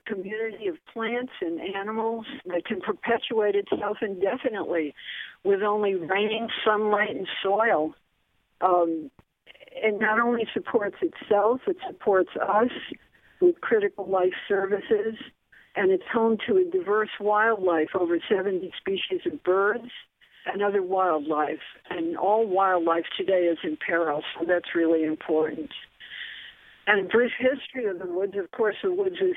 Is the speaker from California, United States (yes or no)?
no; Bridgeport, Connecticut, United States; I was born and raised in Bridgeport and on the east side, and I've been living here a total of about around 60 years